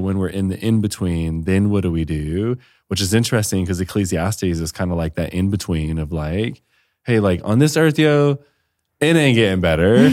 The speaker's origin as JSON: {"language": "English", "town": "Detroit", "region": "Michigan", "country": "United States", "moved": "yes", "lives_now": "Austin, United States", "said": "I'm from Detroit"}